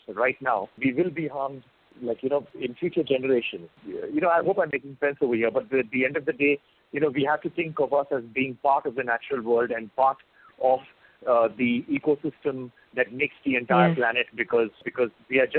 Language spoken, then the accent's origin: English; India; I've been brought up over here